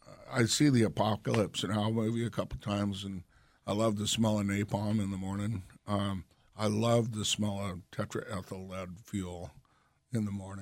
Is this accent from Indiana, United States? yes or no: no; Grays Harbor, Washington, United States; now in Bellingham, United States; I grew up down in Grays Harbor